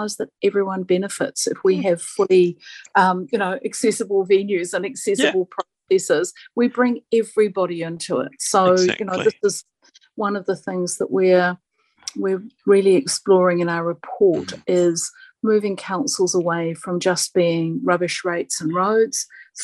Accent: South Africa; now in New Zealand; I didn't grow up in New Zealand. I grew up in South Africa, and I arrived in the late 70s

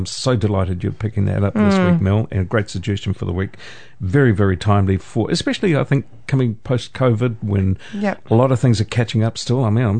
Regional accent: Putaruru, Waikato, New Zealand; My hometown Potaruru Theatre Players

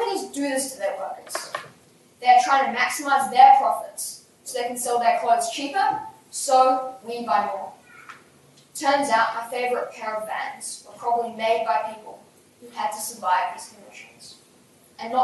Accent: Christchurch, Canterbury, New Zealand; from Christchurch, New Zealand.

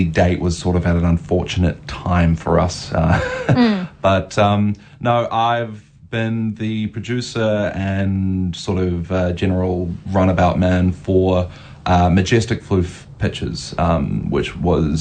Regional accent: Hamilton, Waikato, New Zealand; I am born and raised in Hamilton.

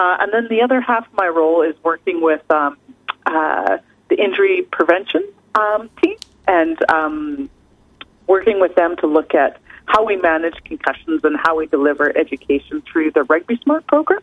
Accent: British Columbia, Canada; moved away as an adult; now in New Zealand; I hail from Canada, so from British Columbia, and I came over to New Zealand in 2010 to do my PhD

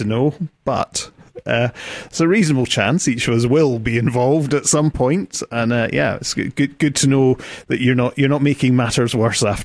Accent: United Kingdom; moved away; I come from Britain

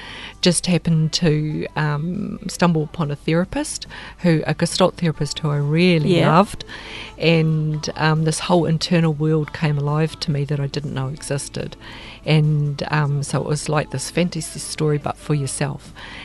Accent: Tokanui, Southland, New Zealand; I was born and raised fifth generation from Tokanui.

